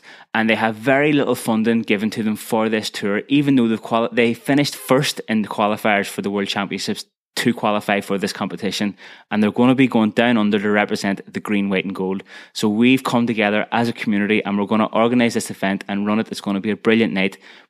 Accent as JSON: {"language": "English", "town": "Belfast", "region": "Northern Ireland", "country": "United Kingdom", "tie": "born or raised there", "also_born_or_lived": "Limerick", "moved": "as an adult", "lives_now": "Cork, Ireland", "said": "I grew up in West Belfast and I moved to the south when I was 18 years of age. I attended the University of Limerick for 6 years and I moved to Cork after that and I've been here ever since."}